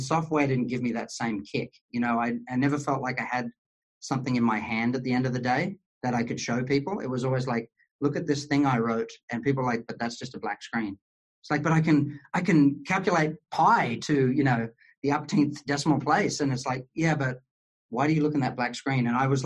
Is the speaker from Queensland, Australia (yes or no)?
yes; Queensland, Australia; accent: Australian; moved away; I grew up in kind of on the border of the desert in a place called Queensland